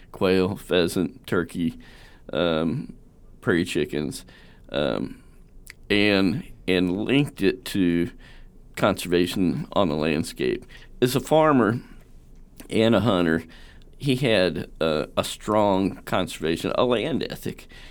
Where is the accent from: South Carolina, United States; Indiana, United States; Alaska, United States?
Indiana, United States; Southern; also born or lived in Kentucky; Born in Kentucky, grew up in Southern Indiana